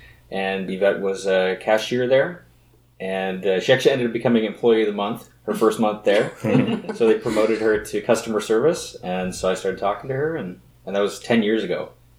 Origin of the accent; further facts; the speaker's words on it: Canada; I am of Dutch descent, but I'm Canadian. My dad was born here. I was born here.